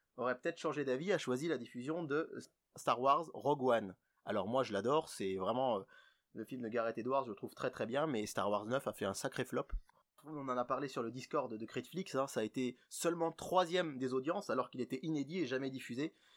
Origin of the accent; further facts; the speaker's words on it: France; chez nous, en France